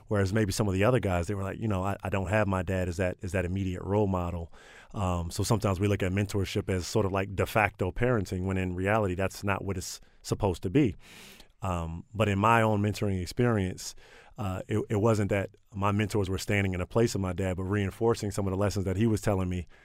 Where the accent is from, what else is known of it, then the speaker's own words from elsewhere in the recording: Prince George's County, Maryland, United States; I grew up in Prince George's County